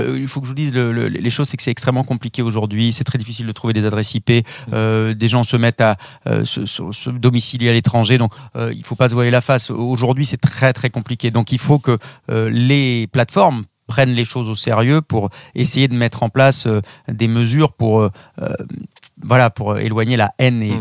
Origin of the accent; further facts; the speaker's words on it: southwest France, France; on est originaire du sud-ouest de la France